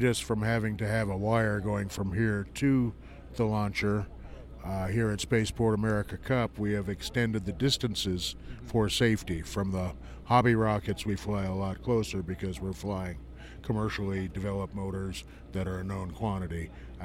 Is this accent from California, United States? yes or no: yes; Fresno, California, United States; I'm from Fresno, California